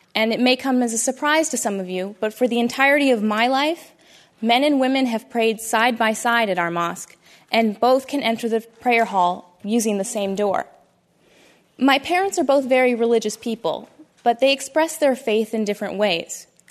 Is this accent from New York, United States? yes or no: no; Toledo, Ohio, United States; I am a Muslim American woman born and raised in Toledo, Ohio, by two very loving Indian Muslim parents